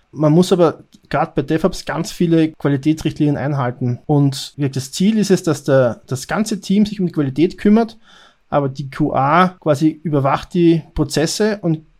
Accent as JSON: {"language": "German", "country": "Austria", "said": "Ich bin Österreicher, arbeite bei Payback Österreich"}